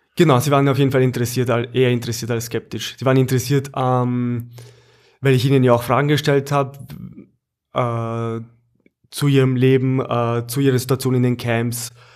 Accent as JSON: {"language": "German", "country": "Austria", "said": "beziehungsweise Oberösterreich bei uns in Österreich"}